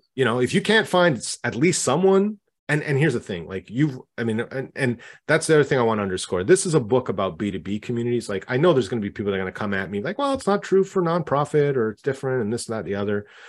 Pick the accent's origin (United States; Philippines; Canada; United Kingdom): Canada; I'm Canadian myself